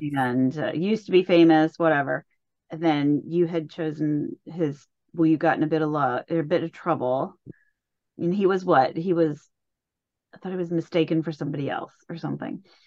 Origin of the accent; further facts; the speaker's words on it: Indianapolis, Indiana, United States; I was born and raised around Indianapolis